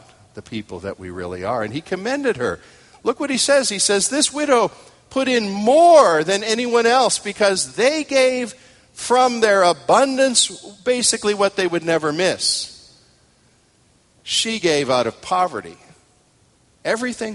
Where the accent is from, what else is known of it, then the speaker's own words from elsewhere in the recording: United States; I'm an American male